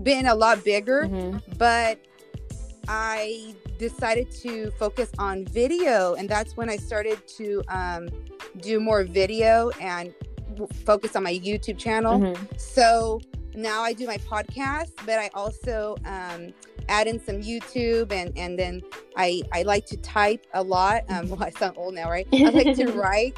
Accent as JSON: {"language": "English", "town": "Visalia", "region": "California", "country": "United States", "tie": "born or raised there", "said": "I went to Visalia Heights School District"}